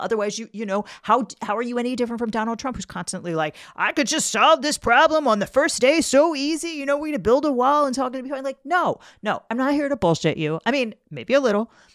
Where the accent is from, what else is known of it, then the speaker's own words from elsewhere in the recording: Maryland, United States; I'm from, I'm from Maryland. Everybody I always knew growing up always voted